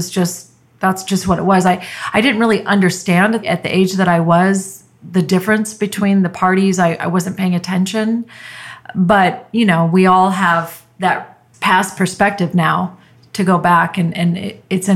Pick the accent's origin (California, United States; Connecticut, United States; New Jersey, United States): California, United States; Merced; moved away as an adult; also born or lived in Puerto Rico; originally from a Central Valley town in California called Merced.